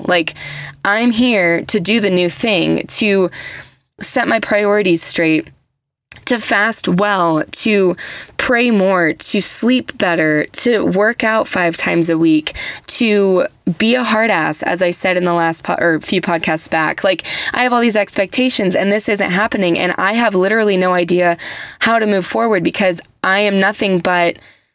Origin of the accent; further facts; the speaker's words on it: United States; I'm American